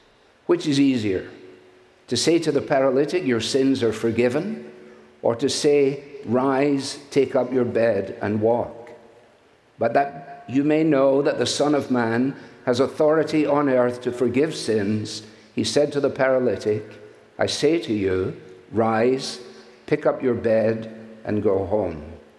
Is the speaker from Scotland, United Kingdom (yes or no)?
yes; Scotland, United Kingdom; now in United States; I come as a Scot who is very thankful to be a citizen of the United States of America, which is my adopted home.